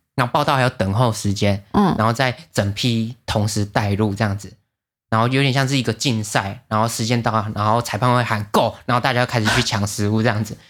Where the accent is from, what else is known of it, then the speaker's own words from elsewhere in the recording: Taiwan; 我们台湾人